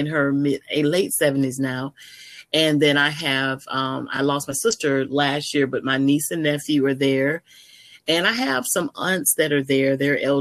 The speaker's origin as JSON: {"language": "English", "town": "Daytona Beach", "region": "Florida", "country": "United States", "tie": "born or raised there", "moved": "as an adult", "lives_now": "Georgia, United States", "said": "I grew up in Daytona Beach, Florida, and I was born actually in a small town in Florida."}